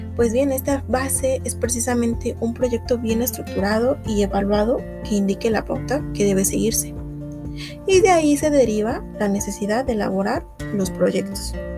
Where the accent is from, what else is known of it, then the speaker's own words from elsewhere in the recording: Mexico; somos mexicanos